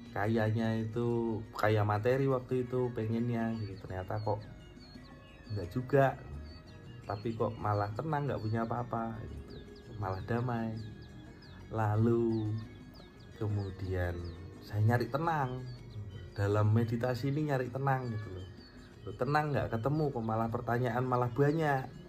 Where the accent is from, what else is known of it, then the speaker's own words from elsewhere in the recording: Malang, East Java, Indonesia; also born or lived in Bandung; now in Jakarta, Indonesia; Saya lahir di Malang, eh, dan kemudian saya merantau ke Bandung, sampai akhirnya saya banyak berkarya dan sekarang hidup di Jakarta